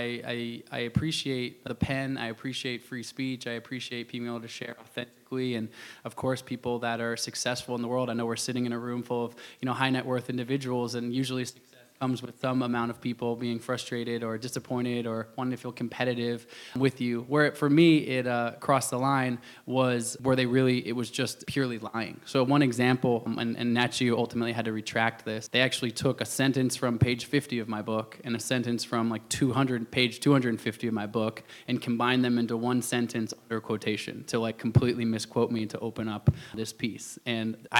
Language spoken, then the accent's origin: English; Portland, Oregon, United States; I grew up in Portland, Oregon